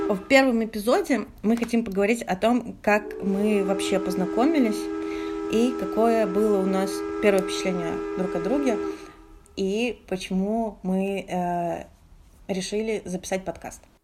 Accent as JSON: {"language": "Russian", "region": "Moscow", "country": "Russia", "said": "мы все же москвичи"}